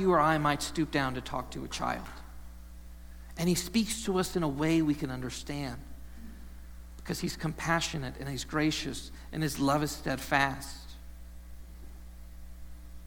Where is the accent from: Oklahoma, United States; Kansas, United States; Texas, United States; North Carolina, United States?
Texas, United States; now in Ohio, United States; growing up in Texas, I didn't know the sunshine could go away for as long as it does here